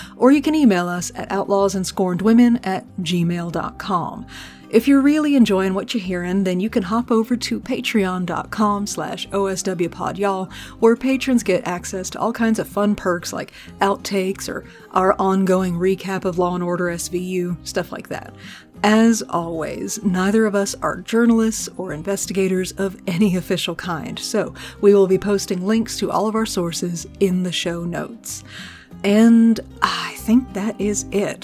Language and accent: English; Texas, United States; born and raised in Texas